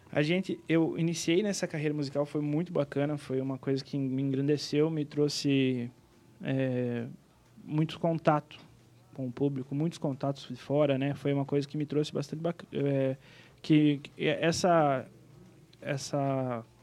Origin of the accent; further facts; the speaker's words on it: Planalto, Rio Grande do Sul, Brazil; Bem então. Né? influenciada. Eu sou gaúcho, né?